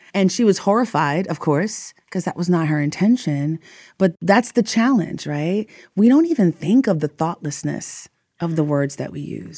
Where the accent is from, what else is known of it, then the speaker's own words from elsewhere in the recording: New York, United States; moved away as an adult; also born or lived in Texas; I'm from, I grew up in New York, so I went to college in Texas